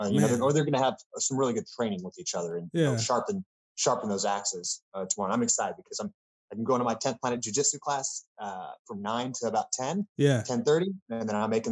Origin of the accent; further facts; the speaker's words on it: Amarillo, Texas, United States; I grew up in Amarillo, Texas